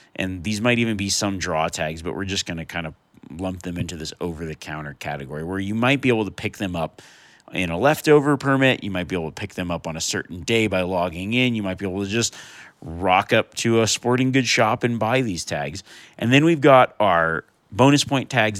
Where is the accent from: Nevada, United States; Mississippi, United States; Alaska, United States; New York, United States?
Nevada, United States; growing up in Nevada